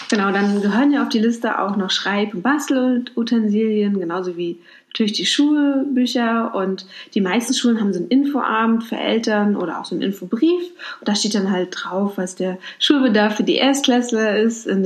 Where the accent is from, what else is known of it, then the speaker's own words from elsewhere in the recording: Mecklenburg-Vorpommern, Germany; Ich komme aus Mecklenburg-Vorpommern, da war das ganz normal, dass man so ganz viele Familienmitglieder eingeladen hat